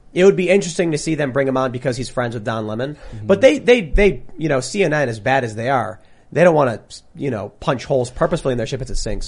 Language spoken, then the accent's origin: English; Chicago, Illinois, United States; Growing up in Chicago